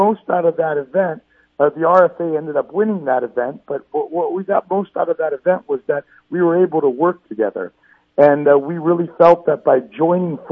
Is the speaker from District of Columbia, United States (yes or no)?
no; Southern California, United States; I'm from Southern California